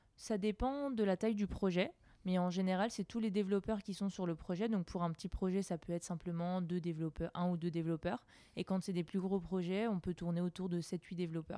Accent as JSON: {"language": "French", "area": "Alsace", "region": "Grand Est", "country": "France", "also_born_or_lived": "Lyon", "moved": "as an adult", "said": "jeune Alsacienne euh, qui a quitté sa ville pour aller étudier à Lyon."}